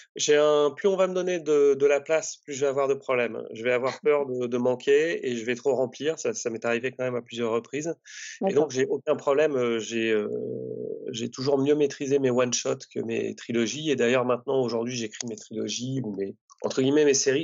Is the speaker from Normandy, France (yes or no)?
yes; Normandy, France; je suis originaire de Normandie